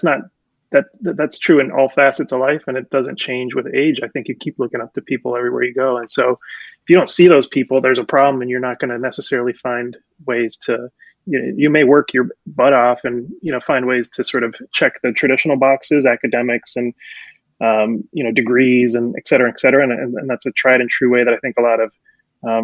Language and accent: English; Amherst, Massachusetts, United States; English is a second language; also born or lived in Puerto Rico; I grew up in Amherst, which is very sort of liberal, happy, they call it the Happy Valley college town